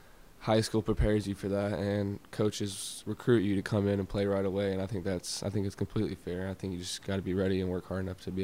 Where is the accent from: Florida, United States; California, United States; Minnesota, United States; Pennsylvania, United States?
Florida, United States; So I am from Florida, and there's not really a known Florida team, especially in the NFL.